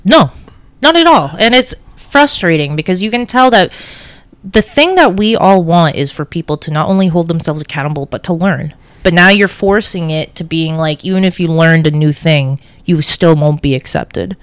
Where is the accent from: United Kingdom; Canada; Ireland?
Canada; Toronto, Ontario; also born or lived in Tel Aviv, Israel; I ended up in Canada in Scarborough